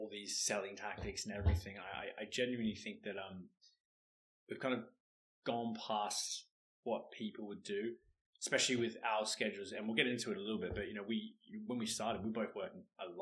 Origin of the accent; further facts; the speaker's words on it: Australia; accent: Australian; moved away; hopefully you can hear the accent. I'm Australian